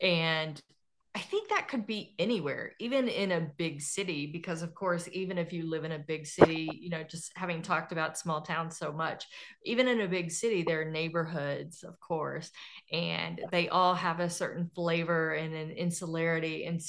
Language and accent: English; Fort Smith, Arkansas, United States; I base all of my settings on where I grew up in around Fort Smith, Arkansas. And it's in the Arkansas River Valley. So it's like I grew up in a river valley that always floods and it's part of Tornado Valley.